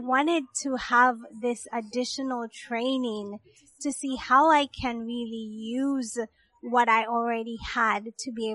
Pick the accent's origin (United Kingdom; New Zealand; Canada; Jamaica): Jamaica; moved away as an adult; now in Georgia, United States; I grew up in Jamaica.